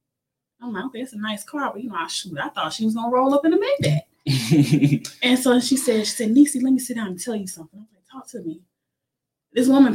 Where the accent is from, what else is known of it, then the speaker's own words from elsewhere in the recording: Timmonsville, South Carolina, United States; my hometown of Timminsville